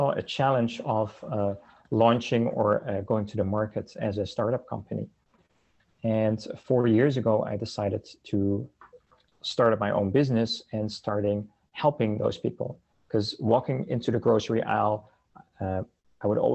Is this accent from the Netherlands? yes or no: yes; Netherlands; moved away as an adult; now in Canada; I'm originally from the Netherlands, and I came to Canada in the early 2000s